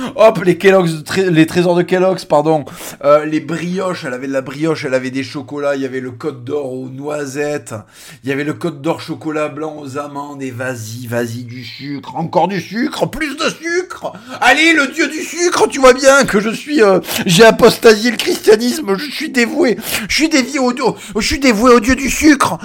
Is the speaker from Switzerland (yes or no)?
no; Plaisance-du-Touch, Occitania, France; also born or lived in Tournefeuille; Mon premier collège c'était Jules Verne à Plaisance du Touche, Plaisance du Touche représente. Et après je suis allé à Tournefeuille à l'Abitrie où j'ai fait deux ans